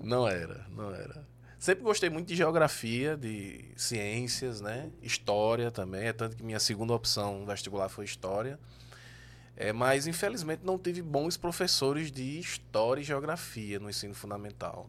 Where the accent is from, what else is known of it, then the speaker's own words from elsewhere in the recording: João Pessoa, Paraíba, Brazil; eu sou pessoense. Sou natural de João Pessoa.